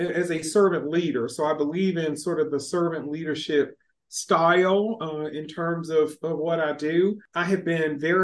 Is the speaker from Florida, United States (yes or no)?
no; Memphis, Tennessee, United States; also born or lived in Chattanooga, Tennessee; now in Martin, United States; I grew up in Memphis, and so that was home